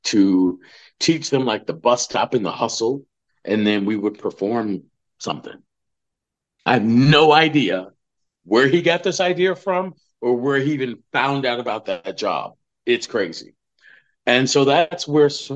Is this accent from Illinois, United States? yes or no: yes; Chicago, Illinois, United States; moved away as an adult; now in Los Angeles, United States; I grew up on the South Side